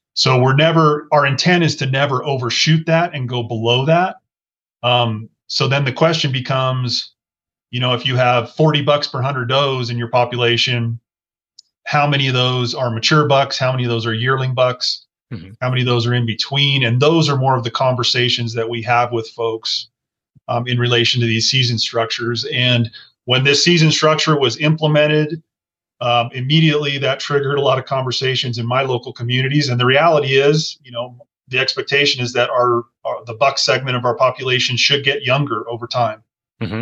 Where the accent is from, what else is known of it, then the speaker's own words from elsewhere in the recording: Colorado, United States; I grew up in Colorado